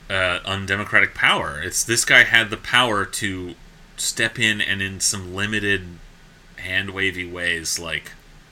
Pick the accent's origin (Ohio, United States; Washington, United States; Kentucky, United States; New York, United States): Washington, United States; Seattle; but I'm from Seattle and I am here to demonize the successful.